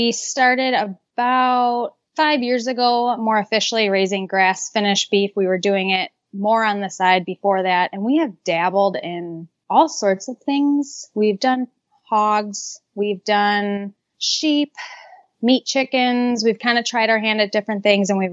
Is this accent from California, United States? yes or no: no; Gurnee, Illinois, United States; now in northern Wisconsin, United States; I'm originally from Gurnee, Illinois